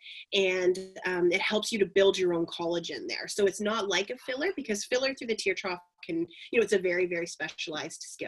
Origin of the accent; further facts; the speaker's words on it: north of Belleville, Ontario, Canada; also born or lived in Montreal / Kingston; I grew up a little bit north of Belleville